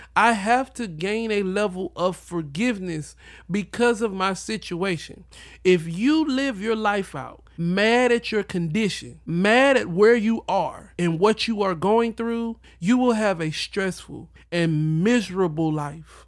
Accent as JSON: {"language": "English", "region": "the South", "country": "United States", "tie": "born or raised there", "said": "I was raised in the South"}